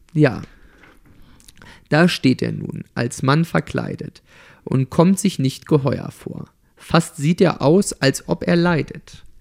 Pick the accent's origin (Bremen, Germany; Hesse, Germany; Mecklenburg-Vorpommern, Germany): Mecklenburg-Vorpommern, Germany; Torgelow; also born or lived in Ueckermünde; in Torgelow und in Öckermünde, wo ich groß geworden bin